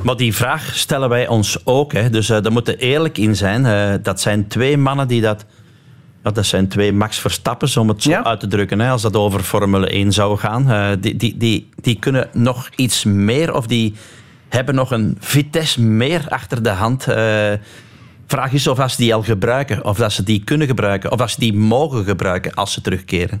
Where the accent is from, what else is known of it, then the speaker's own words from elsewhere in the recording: Lille, Flanders, Belgium; Dus wij zijn alle drie van Lil, Erwin Vervekke, ikzelf en dan Wout van Aert